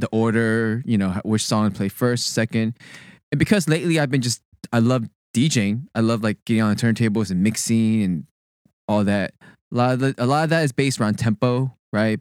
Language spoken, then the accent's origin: English; Sugar Land, Texas, United States; moved away as an adult; also born or lived in Berkeley; I, born and raised in Texas, went to school at Berkeley